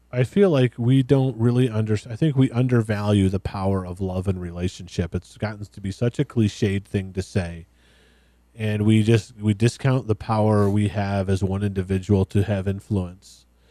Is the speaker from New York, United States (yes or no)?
no; West Michigan, United States; really right wing, white, conservative Christian boy growing up in West Michigan